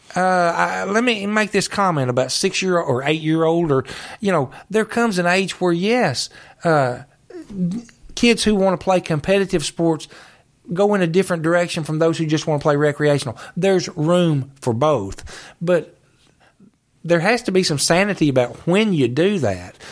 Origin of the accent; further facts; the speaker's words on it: Calvert City, Kentucky, United States; I grew up here in Calvert City